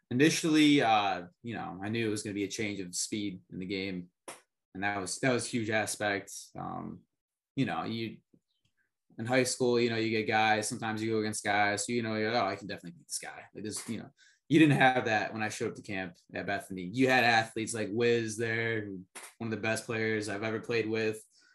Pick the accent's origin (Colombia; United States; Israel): Colombia; born there; I'm adopted from Colombia, so I kind of, you know, follow all the international policies and affairs kind of guy.